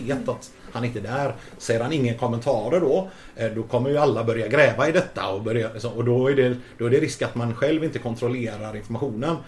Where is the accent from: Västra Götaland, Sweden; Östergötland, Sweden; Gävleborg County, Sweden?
Västra Götaland, Sweden; Gothenburg; moved away; jag är ju från Hisings Backa